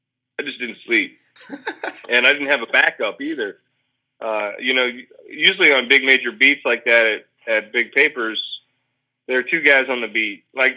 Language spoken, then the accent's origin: English; Birmingham, Alabama, United States; also born or lived in Irondale, Alabama; I'm originally from Birmingham, Alabama.